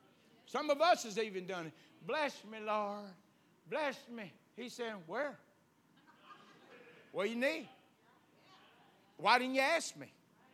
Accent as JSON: {"language": "English", "region": "the South", "country": "United States", "said": "We're from the South. We still believe in whipping."}